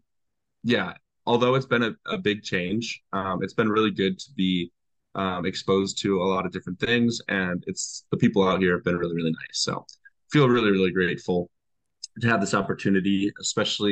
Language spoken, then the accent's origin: English; Iowa, United States; moved away as an adult; also born or lived in Villanova, Pennsylvania; now in Pennsylvania, United States; I'm from the Midwest, born and raised there